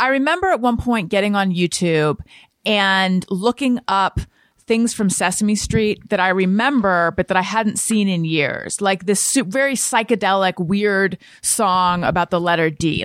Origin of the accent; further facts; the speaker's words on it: Newport Beach, California, United States; also born or lived in Oakland, California; I grew up in, like, Corona del Mar, Newport Beach